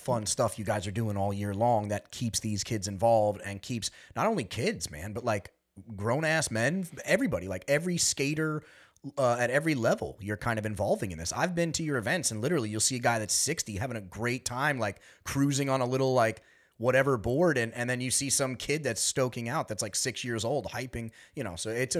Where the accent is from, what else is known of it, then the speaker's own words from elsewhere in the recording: New York, United States; That's kind of like how we were raised out here in the East End community.